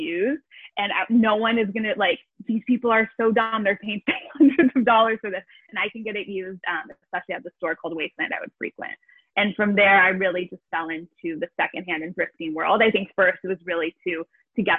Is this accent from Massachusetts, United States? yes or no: no; Los Angeles, California, United States; moved away as an adult; now in Amsterdam, Netherlands; I'm originally from Los Angeles, California